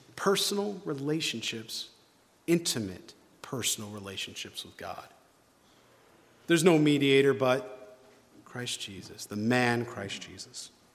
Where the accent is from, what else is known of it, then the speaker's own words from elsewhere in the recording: New York, United States; moved away; I'm from New York originally